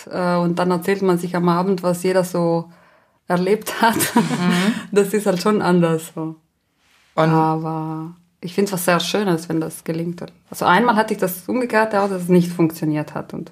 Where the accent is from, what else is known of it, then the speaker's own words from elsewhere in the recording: Trentino-Alto Adige, Italy; first language Ladin; German is a second language; Genau, das ist eine, meine Muttersprache.